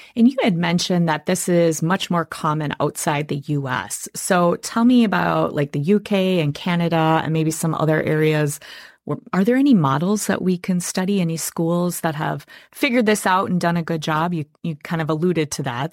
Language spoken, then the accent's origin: English; Wisconsin, United States; I am born and raised in Wisconsin